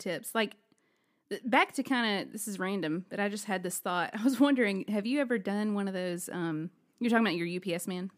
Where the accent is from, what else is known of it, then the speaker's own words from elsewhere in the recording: Alabama, United States; I am from Alabama.